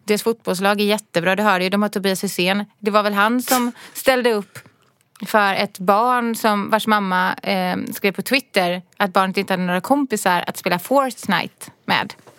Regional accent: Gothenburg, Västra Götaland, Sweden; moved away as an adult; now in Stockholm, Sweden; jag kommer ju från Göteborg och jag har bott där i 18 år eller något sånt där

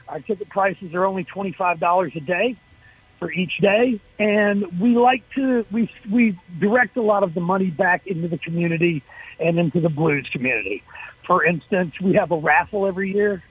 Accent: Jackson, Mississippi, United States; I'm from Jackson, although uh, I, I, I went to the University of Mississippi

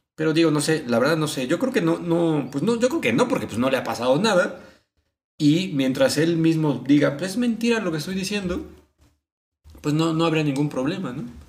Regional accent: Mexico; a nosotros al menos como mexicanos

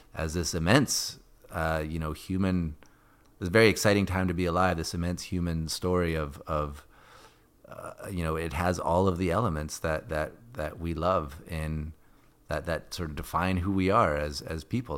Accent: Edmonton, Alberta, Canada; moved away; I grew up in Edmonton

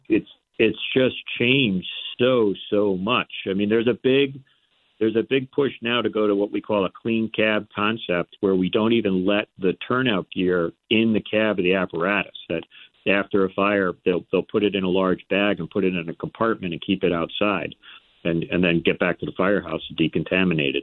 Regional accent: Port Washington, New York, United States; now in Connecticut, United States; I grew up on Long Island, so it was in Port Washington, in New York.

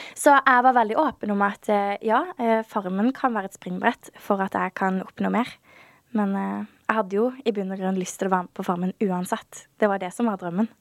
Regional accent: Birkeland, Agder, Norway; accent: Sørlandet dialect; also born or lived in Kristiansand / Lillesand; Jeg vokste opp på et veldig lite sted som heter Birkeland. Det er 30 minutter unna Kristiansand.

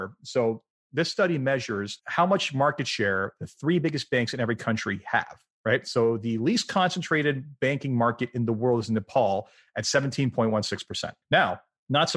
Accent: Canada; including my home country of Canada

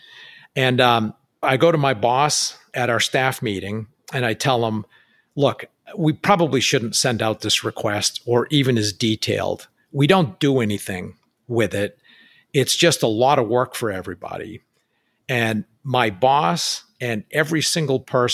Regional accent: New Hampshire, United States; moved away; basically grew up within a 30-mile or 60-mile radius of where I grew up in New Hampshire

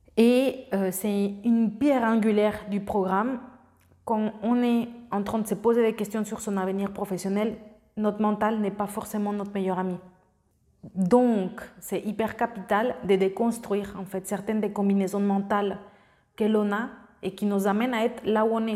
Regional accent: Mexico; French is a second language; moved away as an adult; also born or lived in France; j'avais aucun lien avec la France, j'ai fait pas toutes mes études là-bas, donc jusqu'au collège et après j'ai eu la chance d'avoir euh, une bourse pour aller au lycée français de Mexico parce que j'avais des bonnes notes au collège et au lieu de faire trois ans de lycée, j'en ai fait quatre parce que je ne parlais pas le français

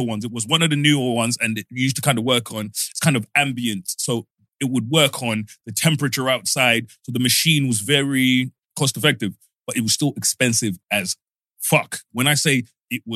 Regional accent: Zimbabwe; moved away; Growing up in Zimbabwe

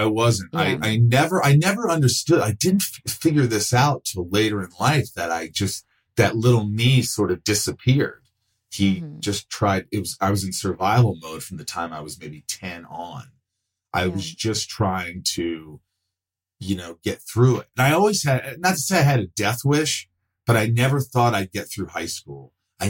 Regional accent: Indiana, United States; also born or lived in New York; we moved to Indiana from New York, which was a big change. How old are you? I was 8

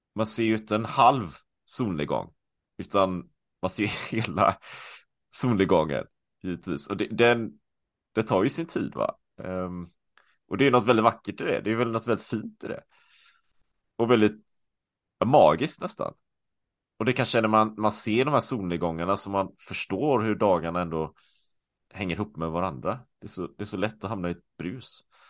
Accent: Sweden; moved away; also born or lived in Taiwan; hemma i Sverige

